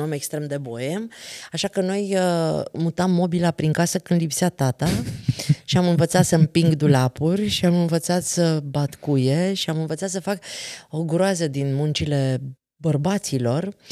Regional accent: Transylvania, Romania; noi suntem ardeleni

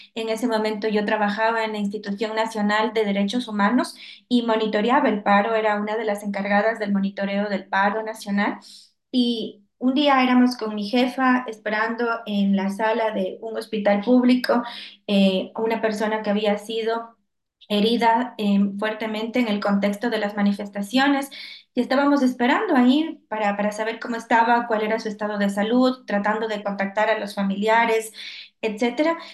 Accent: Ecuador; yo lo siento mucho en mi país y sobre todo en mi ciudad

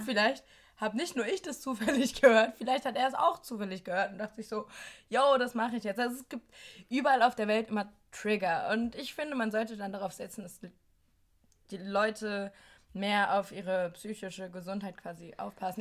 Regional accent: Germany; moved away as an adult; now in Berlin, Germany; meine Heimatstadt

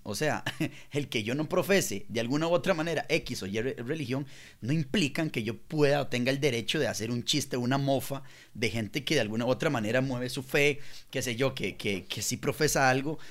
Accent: La Liga, Guanacaste, Costa Rica; now in Santa Ana, Costa Rica; yo soy de la Liga, de Guanacaste, pero vivo en Santana.

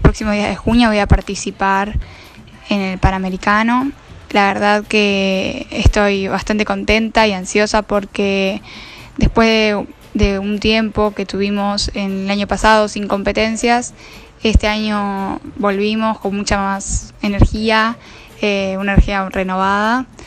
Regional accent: Argentina; gimnasta rítmica argentina

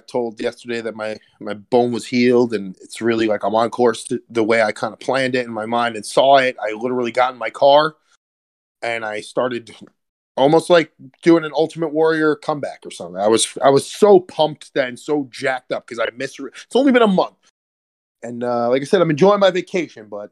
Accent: New York City, New York, United States; I'm a New Yorker

